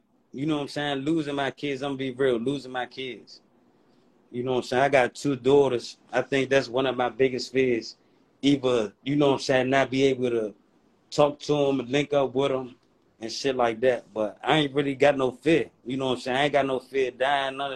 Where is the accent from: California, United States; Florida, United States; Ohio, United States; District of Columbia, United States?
District of Columbia, United States; Washington; moved away as an adult; now in Maryland, United States; I'm from D.C. I'm from Northeast.